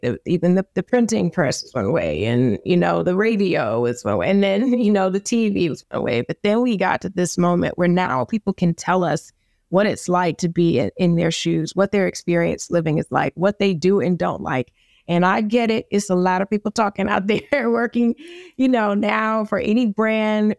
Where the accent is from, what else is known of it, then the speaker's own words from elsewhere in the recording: New York City, New York, United States; I'm from the Bronx